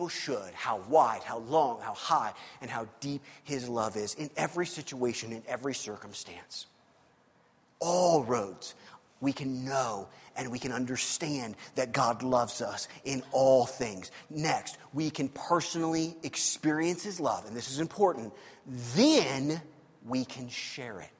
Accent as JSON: {"language": "English", "region": "Missouri", "country": "United States", "said": "I'm from Missouri"}